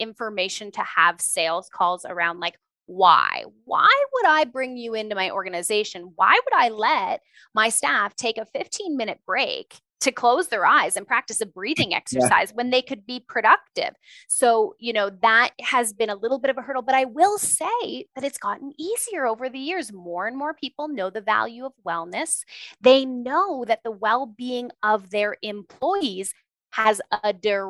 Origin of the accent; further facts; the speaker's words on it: Ontario, Canada; moved away as an adult; now in Alberta, Canada; I grew up in Ontario